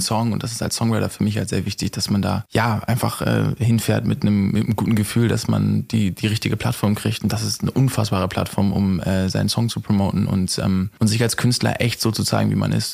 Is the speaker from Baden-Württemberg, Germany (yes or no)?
no; Hamburg, Germany; ich komme aus Hamburg